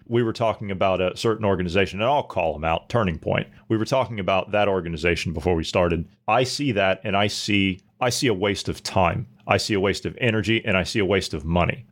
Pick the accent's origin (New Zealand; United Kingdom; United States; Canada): United States; As an American